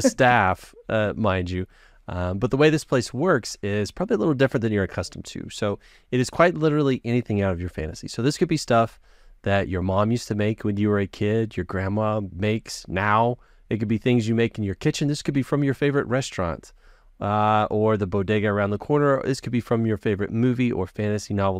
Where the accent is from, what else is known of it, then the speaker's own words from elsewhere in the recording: Texas, United States; I'm from Texas, I'm in the South